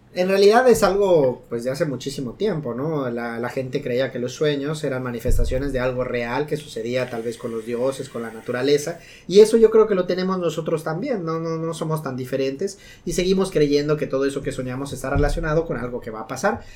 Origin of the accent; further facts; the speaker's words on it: Yucatán, Mexico; como buen yucateco